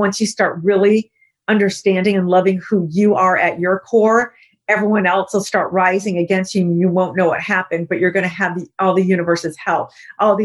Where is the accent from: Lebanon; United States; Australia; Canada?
United States; I'm American